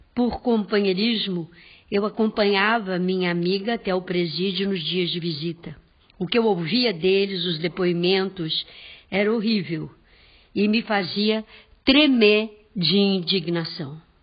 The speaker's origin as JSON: {"language": "Portuguese", "town": "Santo André", "region": "São Paulo", "country": "Brazil", "tie": "born or raised there", "said": "esse foi o meu berço. Eu nasci em Santo André"}